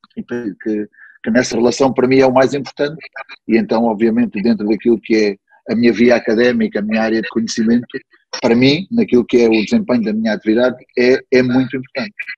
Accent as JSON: {"language": "Portuguese", "town": "Beja", "region": "Alentejo", "country": "Portugal", "tie": "born or raised there", "also_born_or_lived": "Évora", "moved": "yes", "said": "Eu nasci em Évora, fui registado em Beja"}